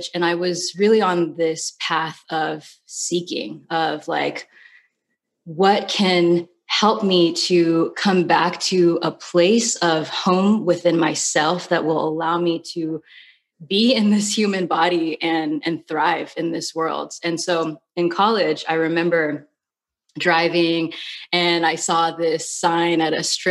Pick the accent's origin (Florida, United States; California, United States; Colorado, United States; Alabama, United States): California, United States; moved away as an adult; also born or lived in New York; I'm from California. I went to school in California, and I ended up moving to New York